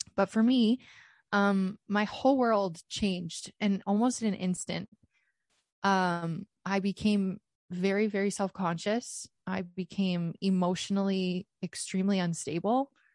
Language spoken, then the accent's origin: English; Canada; I am Canadian.